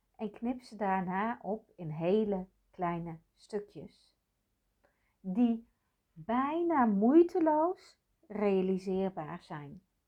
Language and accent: Dutch; North Brabant, Netherlands; meisje geboren in de jaren zeventig in katholiek Brabant